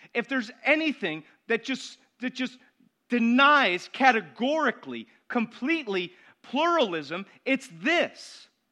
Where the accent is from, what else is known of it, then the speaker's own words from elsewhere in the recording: Syracuse, New York, United States; I was born in Syracuse, June twenty-sixth, nineteen seventy-nine